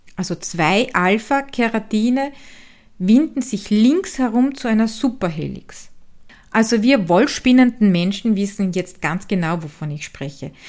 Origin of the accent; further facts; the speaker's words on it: Styria, Austria; accent: Styrian dialect; den steirischen Dialekt aus meiner Heimat